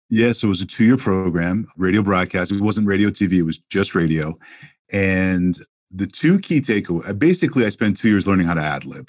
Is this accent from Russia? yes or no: no; Montreal, Quebec, Canada; moved away as an adult; also born or lived in Toronto; growing up in Montreal, Canada